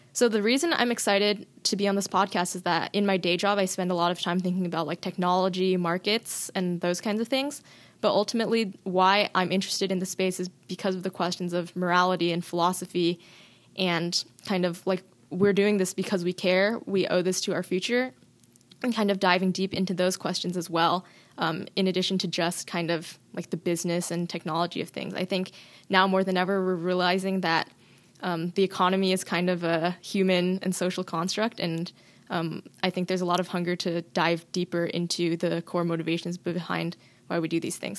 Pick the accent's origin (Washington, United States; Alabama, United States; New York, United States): Washington, United States; I'm born and raised in Washington, and like everyone who was born here, I grew up, um, loving the outdoors